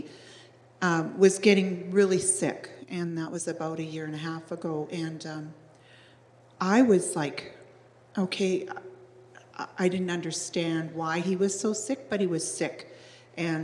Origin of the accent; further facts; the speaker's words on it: Ontario, Canada; I was born in Ontario and have four brothers